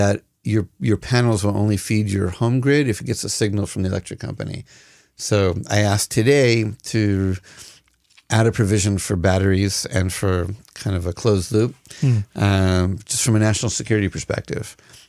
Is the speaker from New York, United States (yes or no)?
no; Massachusetts, United States; now in Israel; Well, I am from Massachusetts, but Lahavdil, I ain't no Kennedy.